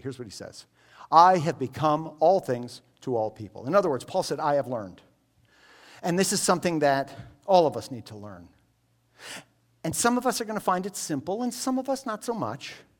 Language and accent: English; United States; I'm an American Jew, but I, I grew up here in American culture